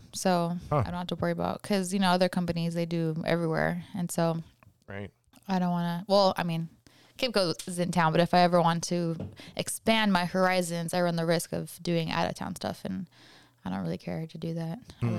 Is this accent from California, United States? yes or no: yes; Hacienda Heights, California, United States; I'm from California. Yes. It's a call town, Hacienda Heights, and it's not really even a town. It's not technically a city.